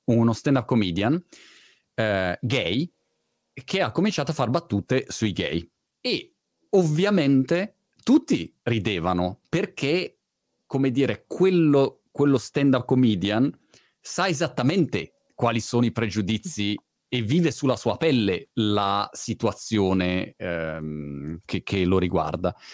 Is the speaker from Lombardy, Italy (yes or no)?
yes; Milan, Lombardy, Italy; moved away as an adult; now in United Kingdom; da ragazzino vivevo a Milano